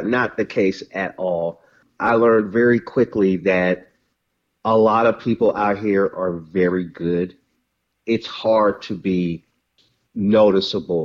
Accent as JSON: {"language": "English", "town": "Mobile", "region": "Alabama", "country": "United States", "tie": "born or raised there", "moved": "as an adult", "lives_now": "Compton, United States", "said": "raised in Mobile, Alabama"}